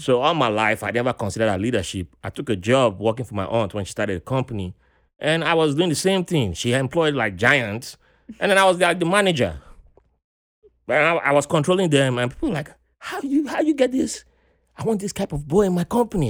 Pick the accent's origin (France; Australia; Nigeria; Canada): Nigeria; moved away as an adult; also born or lived in Virginia, United States; now in New York, United States; growing up in Nigeria, you had to go cut grasses